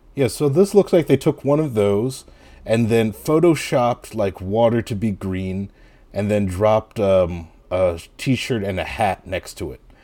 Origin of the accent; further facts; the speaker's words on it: Piscataway, New Jersey, United States; when I was growing up in Piscataway